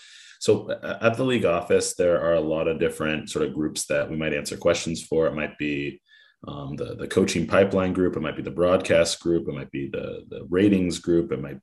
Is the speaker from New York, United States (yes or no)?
no; Oakland, California, United States; I grew up in Oakland, California.